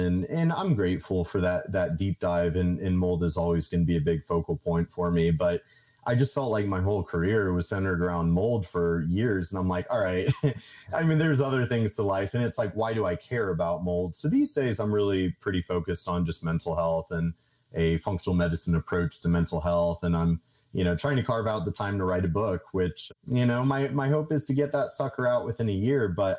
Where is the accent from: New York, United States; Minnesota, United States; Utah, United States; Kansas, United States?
Kansas, United States; I'm a dude from Kansas that, like, I don't have a college degree.